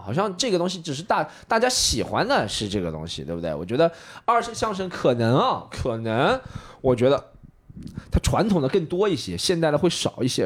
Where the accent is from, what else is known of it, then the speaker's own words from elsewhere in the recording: Shanghai, China; 我作为一个上海人